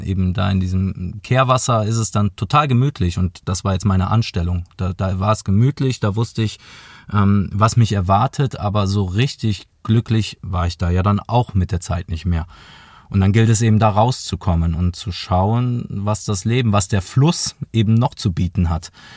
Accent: near Aachen, between Aachen and Cologne, North Rhine-Westphalia, Germany; moved away as an adult; now in Munich, Germany; gar nicht hier aus München, sondern aus der Nähe von Aachen, zwischen Aachen und Köln.

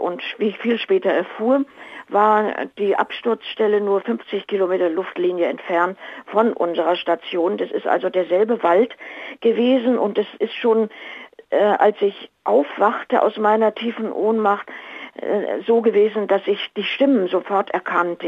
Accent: Lima, Peru; also ich bin natürlich in Lima aufgewachsen, ich bin ja in Peru geboren

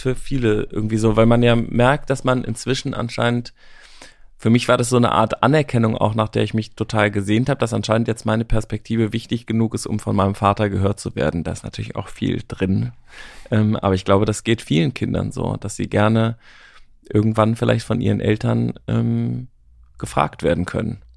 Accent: Germany; wir auch als Deutsche

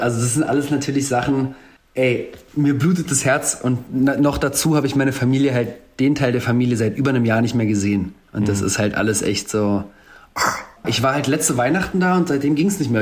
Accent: Germany; ich bin zwar in Deutschland als jemand mit Migrationshintergrund aufgewachsen, aber hatte nie einen Akzent

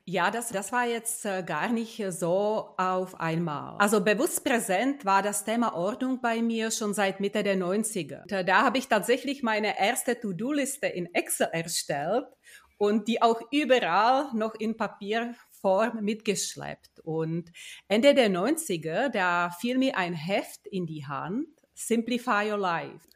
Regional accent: Czechia; moved away as an adult; also born or lived in Prague; now in Munich, Germany; Ich bin eine gebürtige Tschechin

